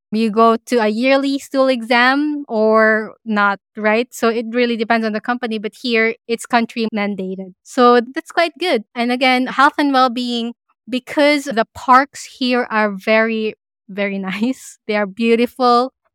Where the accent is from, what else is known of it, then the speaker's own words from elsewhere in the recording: Philippines; now in Australia; as a Filipino immigrant